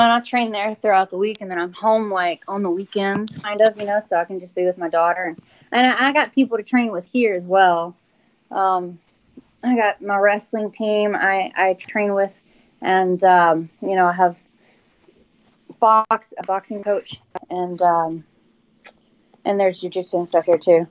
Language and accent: English; Atlanta, Texas, United States; accent: country; moved away as an adult; also born or lived in Shreveport, Louisiana; I grew up in uh, Atlanta, Texas. It's like um, God, I sound a country